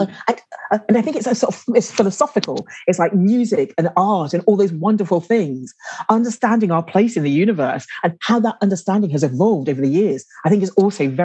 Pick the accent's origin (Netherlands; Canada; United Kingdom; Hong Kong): United Kingdom; London; now in Guildford, United Kingdom; I grew up in London